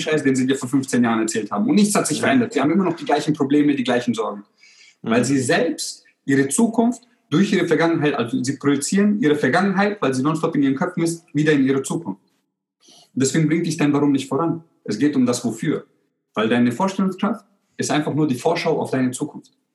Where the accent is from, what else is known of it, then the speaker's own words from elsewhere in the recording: Germany; also born or lived in Croatia; ich bin ja in Kroatien geboren und wir sind, ich bin damals während dem Krieg geboren. Und wir sind dann 91, ich war 13 Monate alt, sind wir dann nach Deutschland gekommen.